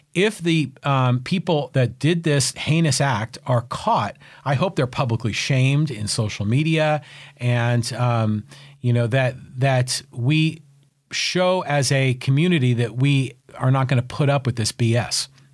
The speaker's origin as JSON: {"language": "English", "town": "San Francisco", "region": "California", "country": "United States", "tie": "born or raised there", "moved": "yes", "lives_now": "San Diego, United States", "said": "I grew up in San Francisco and, you know, like Irish Catholic family"}